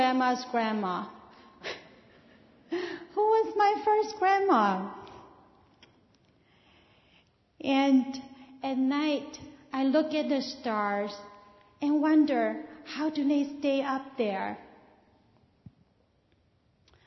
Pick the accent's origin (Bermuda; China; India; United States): China; moved away; I was born in China. When I was raised there